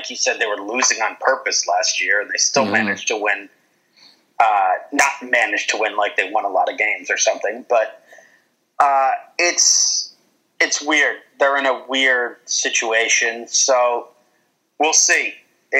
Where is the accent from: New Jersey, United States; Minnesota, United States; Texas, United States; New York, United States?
New Jersey, United States; I'm from North Jersey